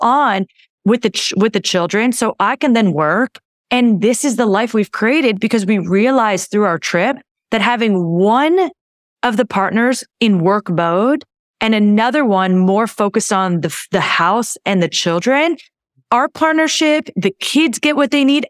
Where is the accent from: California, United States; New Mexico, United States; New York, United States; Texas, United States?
California, United States; moved away as an adult; I grew up in California, my husband grew up in California, we have family there.